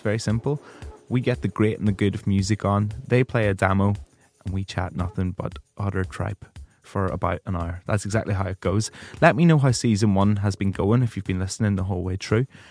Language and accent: English; Ireland; I'm an Irish broadcaster